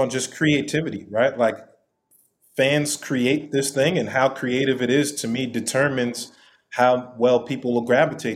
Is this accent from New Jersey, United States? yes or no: no; New York City, New York, United States; I'm from New York City. I'm a New York City kid